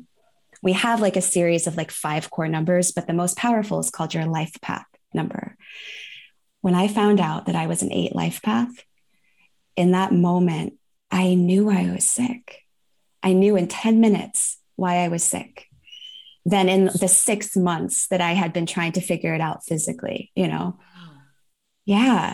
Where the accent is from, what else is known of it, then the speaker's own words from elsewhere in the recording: Northern California, United States; now in San Juan Islands, United States; I was born in Northern California. I currently live in the San Juan Islands, which is right off the coast of Washington State